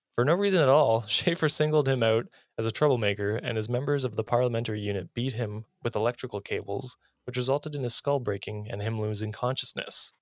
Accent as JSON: {"language": "English", "country": "United States", "said": "as an American"}